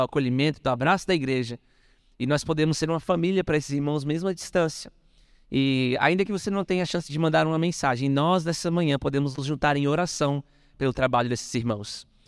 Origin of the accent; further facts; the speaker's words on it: Brazil; nós, como brasileiros